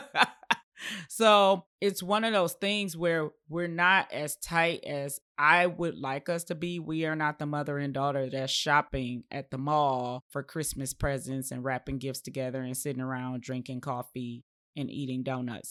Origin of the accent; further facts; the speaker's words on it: Detroit, Michigan, United States; also born or lived in Chicago; my grandmother raised me up till about the age of nine, and then we relocated from Chicago to Detroit